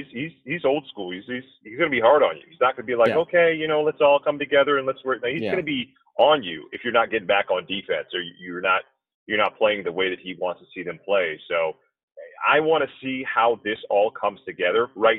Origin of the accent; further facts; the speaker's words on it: Boston, Massachusetts, United States; now in San Antonio, United States; Having grown up in Boston, I do stay pretty close to my hometown Celtics